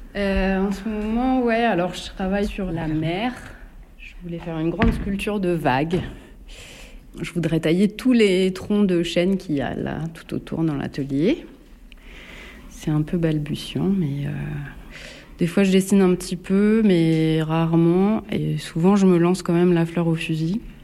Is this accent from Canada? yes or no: no; Bourges, Centre-Val de Loire, France; also born or lived in Paris; now in Nemours, France; j'ai grandi à Bourges et après j'ai vécu euh, à Paris, en région parisienne